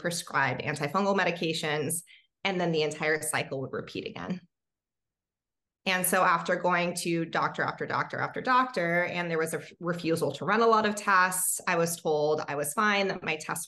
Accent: Hawaii, United States; I actually grew up in Hawaii

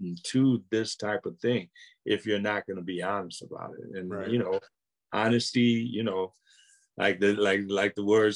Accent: Akron, Ohio, United States; I had a ball growing up in Akron

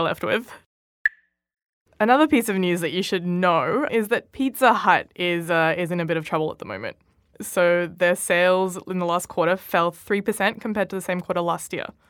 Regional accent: Australia; as an Australian representative

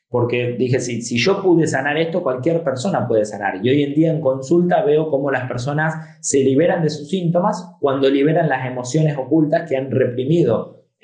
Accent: Argentina; also born or lived in Spain; después, a mis 11 años, me vine a vivir a Argentina yo nací en Argentina, me fui a España y a los 11 años regreso a Argentina

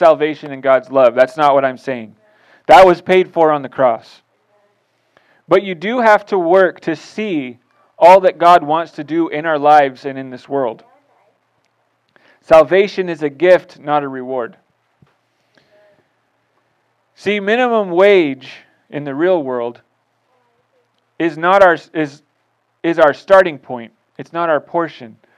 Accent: United States; as an American Christian

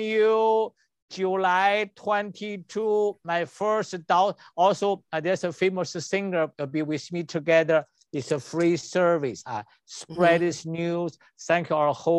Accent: China; English is a second language; moved away; I'm an MD from China and a doctor of traditional Chinese medicine

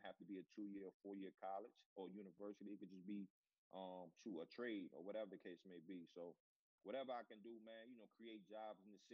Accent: Newport News, Virginia, United States; my hometown of Newport News, Virginia

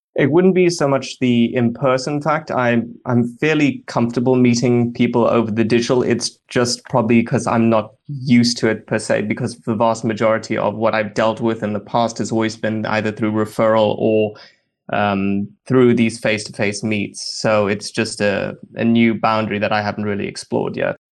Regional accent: Durban, KwaZulu-Natal, South Africa; I'm from Sou-, S-, Durban, South Africa

